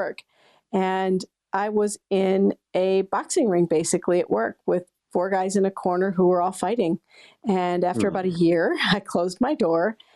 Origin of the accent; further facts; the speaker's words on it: Pleasant Valley, Iowa, United States; now in Maine, United States; I loved growing up in Iowa